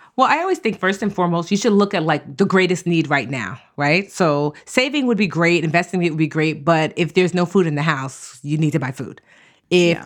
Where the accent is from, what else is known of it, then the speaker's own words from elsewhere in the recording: Nigeria; I'm Nigerian